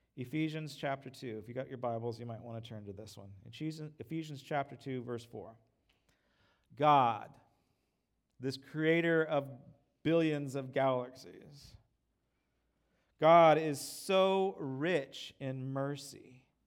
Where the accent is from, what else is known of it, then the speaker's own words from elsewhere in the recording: United States; I'm an American.